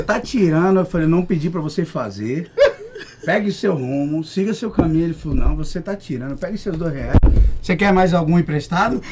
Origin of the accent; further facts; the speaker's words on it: Santos, São Paulo, Brazil; Eu falei, de São Paulo, de Santos